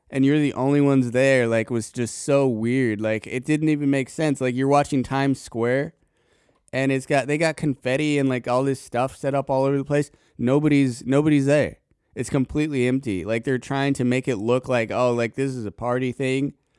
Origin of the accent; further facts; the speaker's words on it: Colorado, United States; now in Tennessee, United States; at least when I was living there